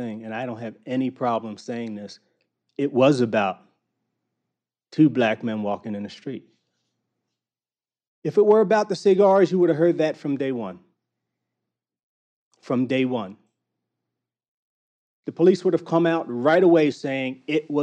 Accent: Baltimore, Maryland, United States; I grew up in Baltimore

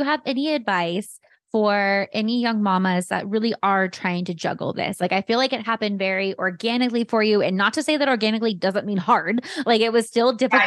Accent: San Jose, California, United States; now in Arizona, United States; we grew up in the same hood. Like, we're from, we're from Almaden

